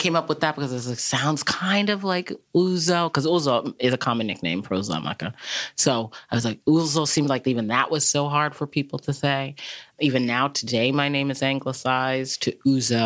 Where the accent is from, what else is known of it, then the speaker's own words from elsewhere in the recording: Massachusetts, United States; also born or lived in Nigeria; growing up in Massachusetts